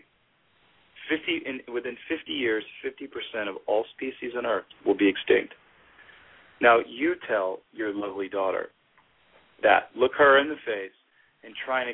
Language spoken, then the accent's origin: English; Gulf Coast of Louisiana, United States; moved away; in Louisiana, in my hometown, I'm about to buy a farm